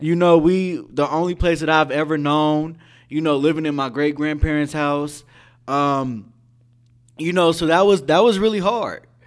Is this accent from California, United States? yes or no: yes; Richmond, California, United States; I was raised in Central, Central Richmond, the deep sea to be specific, nickel block, fifth and eleven.